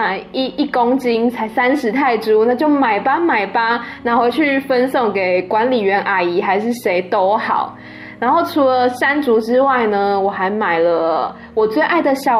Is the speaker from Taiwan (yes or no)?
yes; Taiwan; now in Thailand; 我就跟他说：“嗯、哦，不是呢，我是台湾人。”